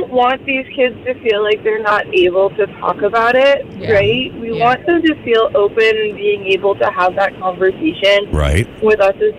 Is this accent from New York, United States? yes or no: no; Texas, United States; moved away; I'm originally from Texas